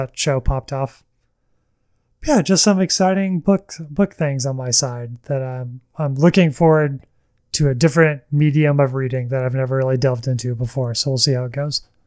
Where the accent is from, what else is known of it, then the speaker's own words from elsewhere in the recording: the South, small town Alabama, United States; I am from the South, and, um, I, many people in my life in, you know, small town Alabama